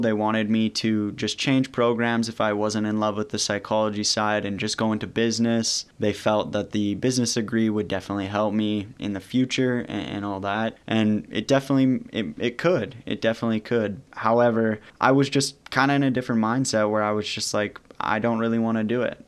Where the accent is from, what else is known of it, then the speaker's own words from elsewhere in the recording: St. Albert, Alberta, Canada; my hometown, which is Saint Albert.